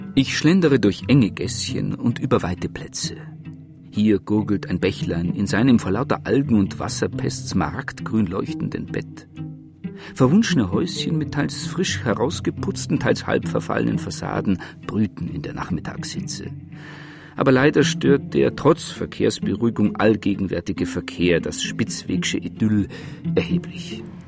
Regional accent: Munich, Bavaria, Germany; als Münchner

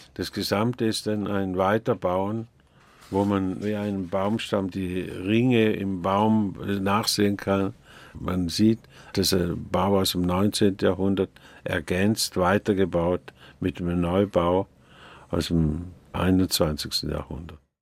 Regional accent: near St. Gallen, Switzerland; Ich komme aus der Nähe von St. Gallen

